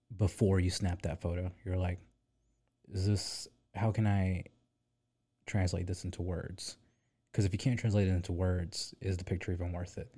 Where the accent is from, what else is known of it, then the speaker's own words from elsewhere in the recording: Pine Bluff, Arkansas, United States; also born or lived in San Diego / Little Rock; I'm originally from Pine Bluff, Arkansas, the hood